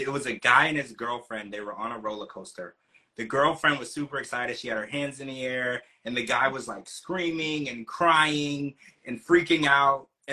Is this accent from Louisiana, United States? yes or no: yes; Louisiana, United States; also born or lived in Ohio; now in Florida, United States; I grew up in Louisiana, and I used to go horseback riding